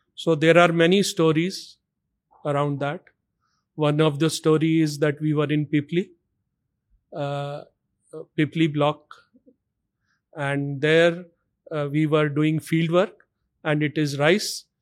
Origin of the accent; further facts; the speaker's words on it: Delhi, India; I was born and brought up in Delhi.